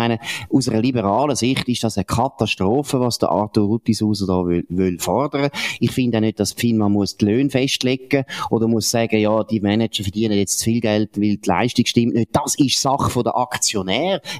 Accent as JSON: {"language": "German", "country": "Switzerland", "said": "Wir sind eben Amer nicht Amerikaner, wir sind Schweizer."}